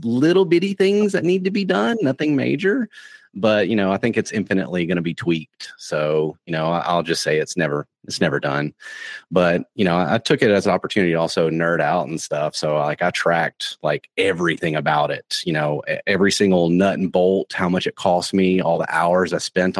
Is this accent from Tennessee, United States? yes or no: yes; Tennessee, United States; now in Florida, United States; I'm originally from Tennessee, so I'm accustomed to, you know, mountains